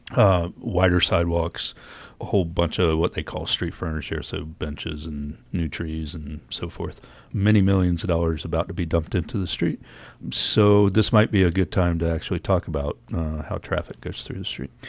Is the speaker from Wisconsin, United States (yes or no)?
no; Norfolk, Virginia, United States; moved away; also born or lived in Los Angeles; I grew up in Norfolk, Virginia